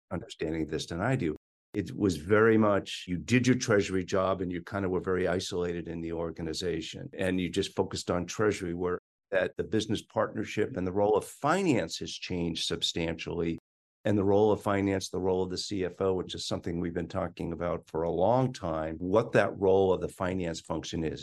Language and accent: English; Boston, Massachusetts, United States; moved away as an adult; also born or lived in Washington, D.C.; I am a Bostonian. I had every intention of going back to Boston